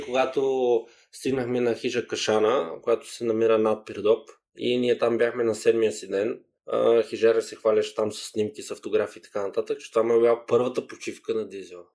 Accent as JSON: {"language": "Bulgarian", "town": "Gabrovo", "region": "Gabrovo Province", "country": "Bulgaria", "tie": "born or raised there", "also_born_or_lived": "Spain", "moved": "yes", "said": "аз съм израснал в Гаврово"}